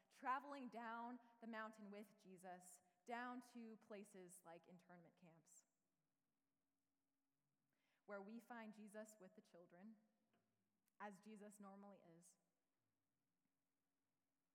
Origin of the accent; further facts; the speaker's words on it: United States; Being a Japanese American